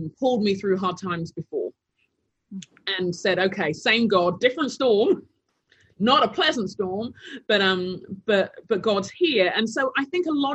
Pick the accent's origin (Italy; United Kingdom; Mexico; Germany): United Kingdom; London; moved away as an adult; also born or lived in Taunton; now in Minneapolis, United States; I grew up in London, mainly, South London, and I was born to Nigerian parents